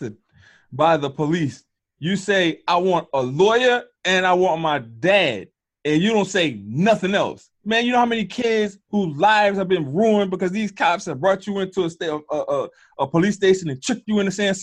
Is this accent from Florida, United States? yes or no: no; Covington, Louisiana, United States; I grew up in St. Tammany Parish School District in Covington, Louisiana.